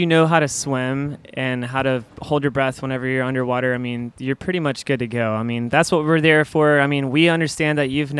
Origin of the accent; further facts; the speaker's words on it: Panama City Beach, Florida, United States; I'm originally from Panama City Beach